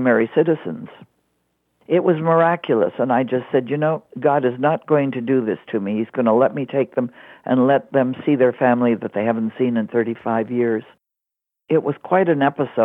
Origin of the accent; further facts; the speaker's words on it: Montreal, Quebec, Canada; I grew up in Montreal, Canada